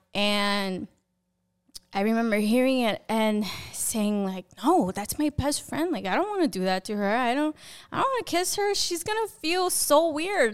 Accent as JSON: {"language": "English", "town": "Passaic", "region": "New Jersey", "country": "United States", "tie": "born or raised there", "said": "So I was born and raised in New Jersey in a city called Passaic."}